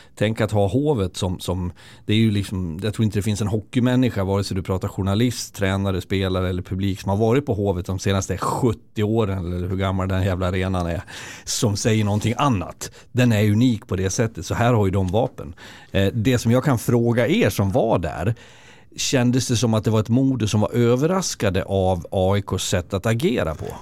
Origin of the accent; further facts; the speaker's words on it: Leksand, Dalarna County, Sweden; moved away; also born or lived in Karlskoga; jag som är född och uppvuxen i Leksand, så när jag varit borta i tjugo